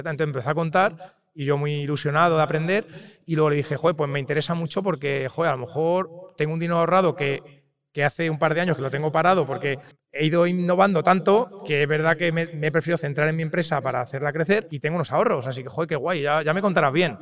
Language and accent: Spanish; Toledo, Castilla-La Mancha, Spain; now in Valencia, Spain; yo soy de Toledo, vivo en Valencia porque mi mujer es de Valencia y nos mudamos ahí y nada, soy de Toledo